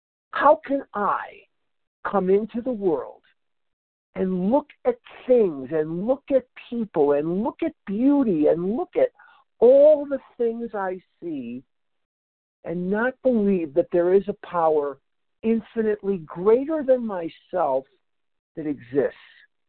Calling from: Albuquerque, New Mexico, United States; I'm calling from Albuquerque, New Mexico this morning at the World Service Business Conference.

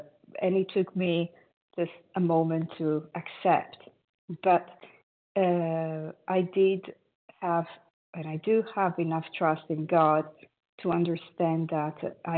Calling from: Italy; I am calling from Italy.

